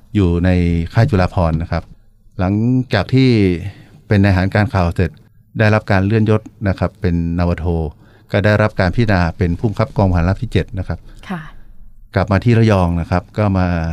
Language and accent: Thai; Chiang Rai, Thailand; moved away; ก็พื้นเพเป็นคนจังหวัดเชียงรายนะครับ